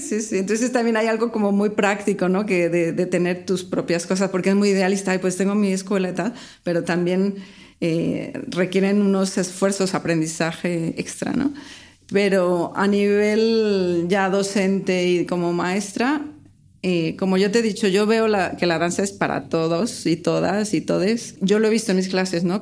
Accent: Guadalajara, Jalisco, Mexico; moved away as an adult; now in Barcelona, Spain; soy mexicana

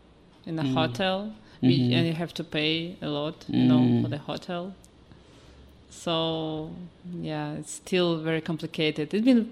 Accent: Saint Petersburg, Russia; moved away as an adult; also born or lived in Moscow, Russia / Hong Kong; Yes, I was born there in St. Petersburg.

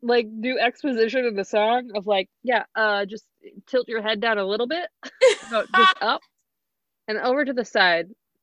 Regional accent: the South, United States; moved away; we grew up in the South, so we didn't have a lot of like snow days, but we would have ice days.

